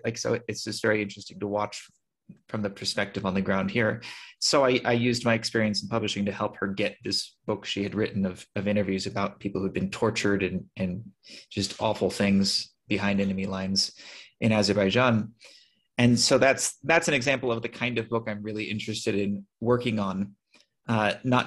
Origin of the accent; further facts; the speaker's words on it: California, United States; moved away as an adult; now in Armenia; I'm from California.